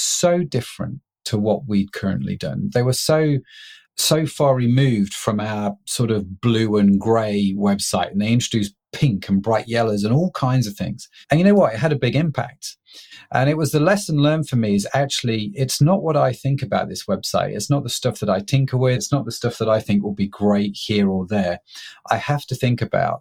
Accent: United Kingdom; I'm a British middle-class guy

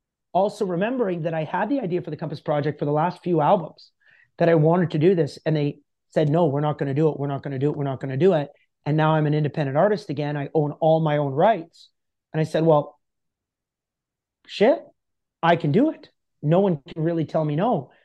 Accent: Canada; That I had 13 people and I'm a Canadian country artist.

